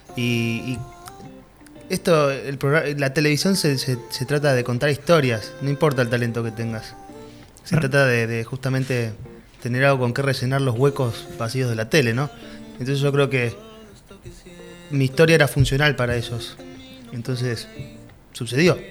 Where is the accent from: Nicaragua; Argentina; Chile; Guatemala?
Argentina; also born or lived in Mexico; no anotarme en Argentina y no probar en mi país